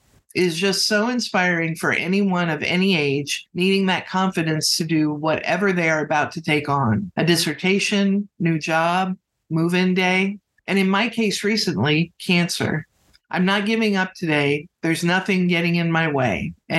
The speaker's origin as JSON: {"language": "English", "region": "Texas", "country": "United States", "said": "Also, I'm from Texas, so I love all things …."}